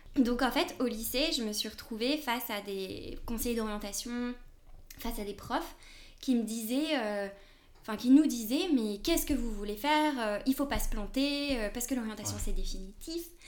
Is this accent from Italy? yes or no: no; France; moved away as an adult; now in Spain; Je suis française, mais ça fait une dizaine d'années que je vis surtout en Espagne.